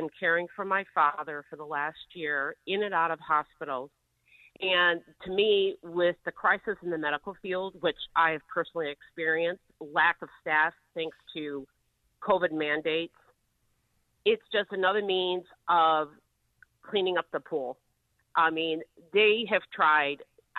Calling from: St. Joseph, Michigan, United States; from St. Joe, Michigan.

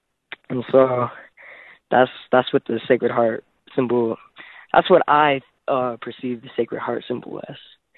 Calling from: Farmington, New Mexico, United States; Yeah, well, I'm calling in from Farmington, New Mexico

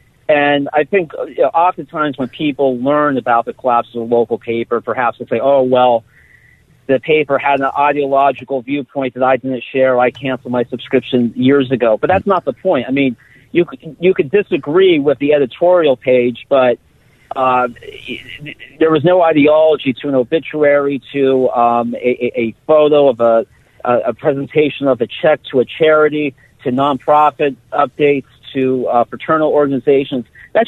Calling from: Hazleton, Pennsylvania, United States; I'm calling you from Hazleton today

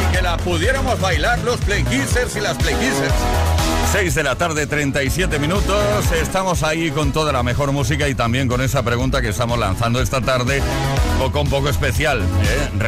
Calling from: Arroyomolinos, Community of Madrid, Spain; de Arroyo Molinos, Madrid.

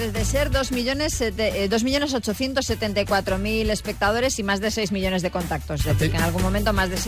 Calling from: Madrid, Community of Madrid, Spain; Hola, Xavi … de Madrid

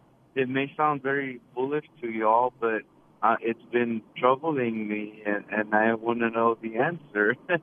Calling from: Galena Park, Texas, United States; I'm in Galena Park, Texas.

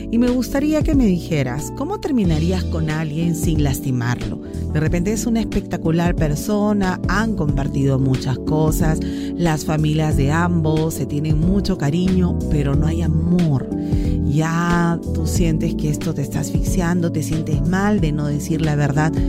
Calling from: Ayacucho, Peru; Hola Ritmo Romántica … de Ayacucho y en esta Navidad quiero entregarles una alegría a mis hijos y una gran cena navideña familiar.

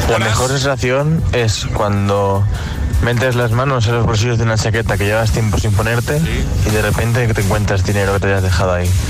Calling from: Valencia, Valencian Community, Spain; de Valencia.

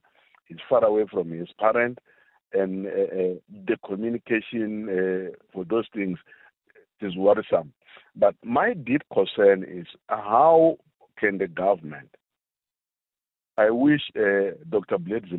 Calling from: South Africa; I'm phoning from Kruger National Park.

